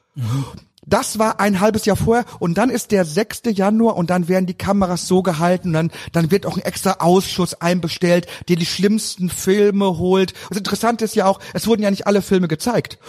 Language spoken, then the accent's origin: German; Emsland, Lower Saxony, Germany; moved away; also born or lived in Cologne; bei uns im Emsland